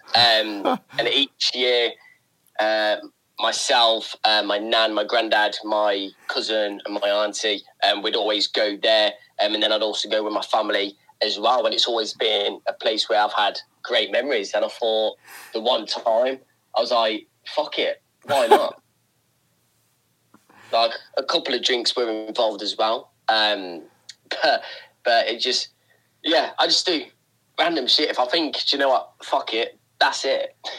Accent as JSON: {"language": "English", "town": "Tamworth", "region": "West Midlands", "country": "United Kingdom", "said": "I'm from a town called uh, Tamworth. It's on the outskirts of Birmingham."}